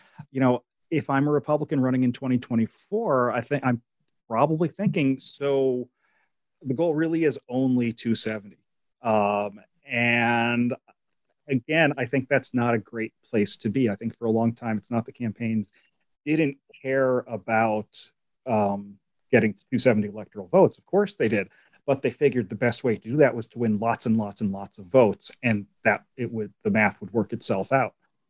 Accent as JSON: {"language": "English", "region": "Pennsylvania", "country": "United States", "said": "I'm from Pennsylvania, so you know, I can say this"}